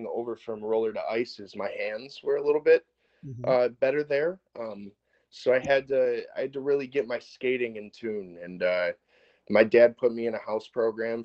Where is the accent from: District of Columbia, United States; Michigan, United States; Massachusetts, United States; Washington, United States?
Michigan, United States; Madison Heights; I'm from Madison Heights, Michigan.